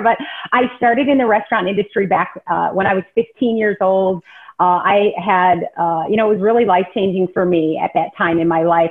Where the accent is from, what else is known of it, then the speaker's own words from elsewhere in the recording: Rockford, Illinois, United States; also born or lived in Chicago, Illinois; I grew up in Rockford, Illinois, which is kind of small kind of town